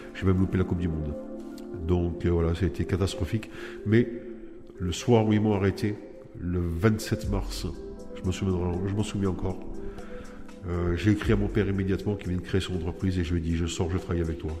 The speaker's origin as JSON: {"language": "French", "town": "Nice", "region": "Provence-Alpes-Côte d'Azur", "country": "France", "said": "j'ai 49 ans, je viens de Nice."}